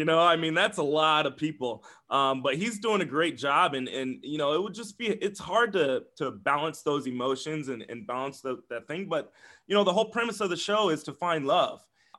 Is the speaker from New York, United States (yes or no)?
no; Davenport, Iowa, United States; also born or lived in Glendale, United States; Yes, I live in the Quad Cities. I was born in Glendale, California, but I was raised here in Davenport.